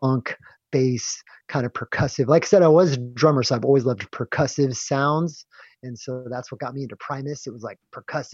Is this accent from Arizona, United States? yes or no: yes; Phoenix, Arizona, United States; moved away as an adult; also born or lived in Tempe, Arizona / Mesa, Arizona / San Diego, California / Oregon; I grew up in Phoenix. I grew up in like Tempe, Mesa, Arizona